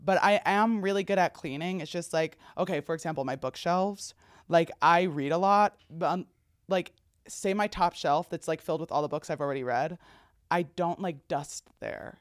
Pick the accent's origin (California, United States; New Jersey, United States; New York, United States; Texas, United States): New Jersey, United States; as someone from New Jersey